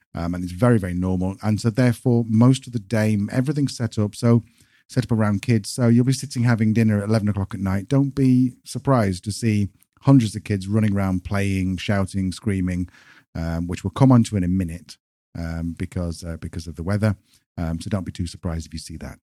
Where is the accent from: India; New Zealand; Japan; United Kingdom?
United Kingdom; moved away as an adult; now in Spain; British people coming to Spain